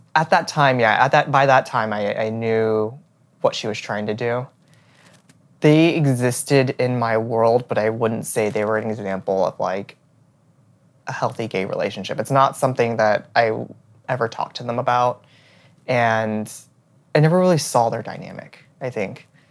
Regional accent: Houston, Texas, United States; moved away as an adult; also born or lived in Austin, Texas / New York City; I was born and raised in Houston, Texas

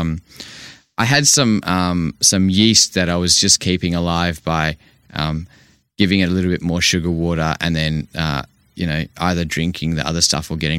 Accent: Vancouver, British Columbia, Canada; now in Perth, Australia; I grew up in Vancouver, and now coming living in Perth here in Australia

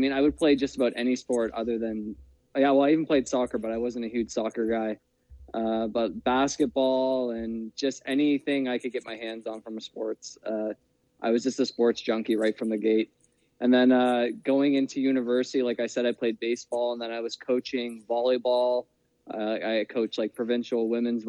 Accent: Cole Harbour, Nova Scotia, Canada; I'm from Nova Scotia, small town, Cole Harbour.

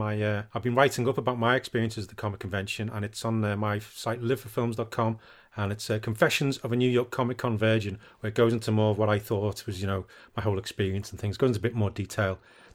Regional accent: United Kingdom; Being British

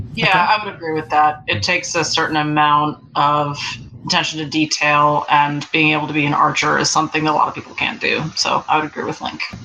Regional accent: New York, United States; now in Los Angeles, United States; I live in LA and I've lived here for a long time, but I'm originally from New York.

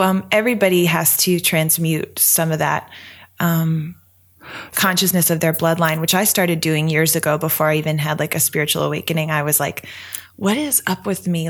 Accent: Denver, Pennsylvania, United States; I grew up in rural Pennsylvania hey! in a one traffic light town called Denver, PA

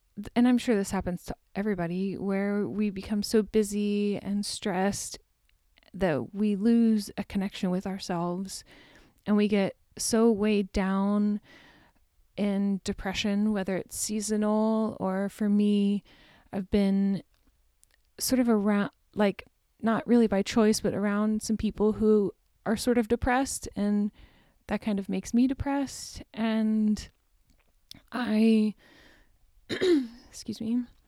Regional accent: Deer Park, Texas, United States; moved away; Greetings from Deer Park, Texas, my hometown.

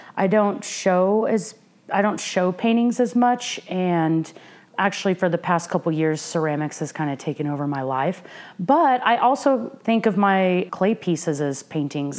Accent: Norman, Oklahoma, United States; I grew up in Norman, Oklahoma

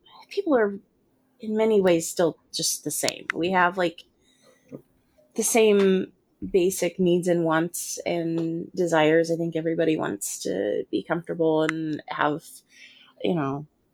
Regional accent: United States; I'm an American.

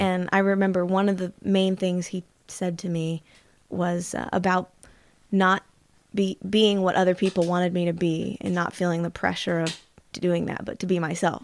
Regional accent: Anderson, Indiana, United States; also born or lived in Los Angeles; I was born in Indiana, Anderson, Indiana, which is if no one knows where it is, in the central regions of Indiana, about thirty miles north of Indianapolis.

